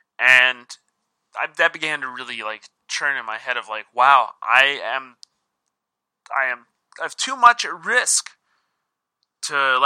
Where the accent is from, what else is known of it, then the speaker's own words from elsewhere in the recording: Sioux Falls, South Dakota, United States; I'm from Sioux Falls, South Dakota, which is the biggest city in our state